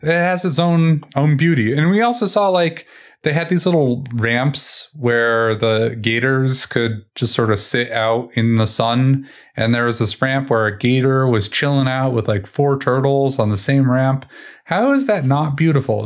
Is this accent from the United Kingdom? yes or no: no; New England, United States; now in Colorado, United States; I, I grew up in New England